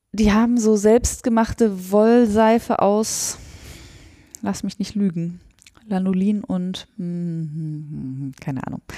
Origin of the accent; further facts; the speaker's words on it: Sauerland, North Rhine-Westphalia, Germany; Und ich komme ja aus dem Sauerland